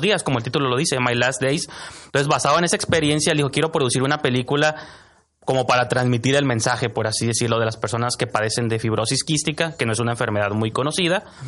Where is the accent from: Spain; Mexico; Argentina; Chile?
Mexico; lo que somos los mexicanos